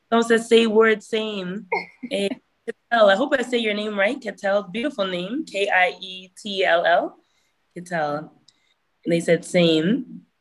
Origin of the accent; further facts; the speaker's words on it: Hamilton, Ontario, Canada; born there; also born or lived in Toronto / Burlington / Brampton / Mississauga; I was born Hamilton, moved to Toronto. I lived in Burlington as well, Brampton, Mississauga.